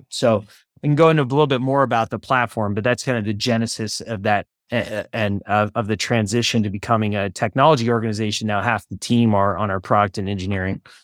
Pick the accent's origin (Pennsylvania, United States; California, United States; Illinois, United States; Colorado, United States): California, United States; Oakland; I was born and raised in Oakland, California